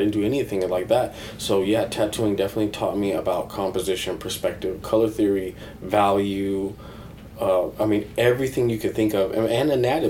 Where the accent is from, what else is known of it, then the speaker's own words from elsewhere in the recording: Neustadt an der Aisch, Bavaria, Germany; born there; I was born in Neustadt an der Aisch. I might be saying the name wrong because I'm kind of very Americanized at this point.